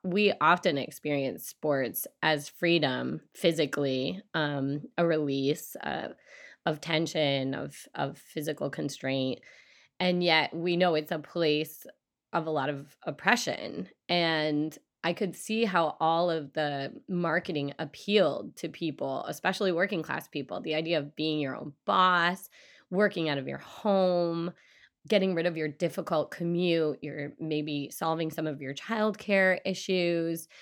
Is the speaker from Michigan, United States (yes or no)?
yes; Michigan, United States; I grew up in Michigan